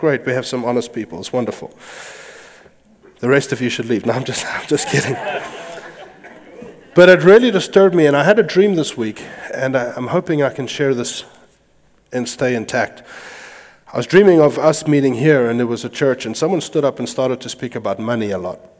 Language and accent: English; United States; I am American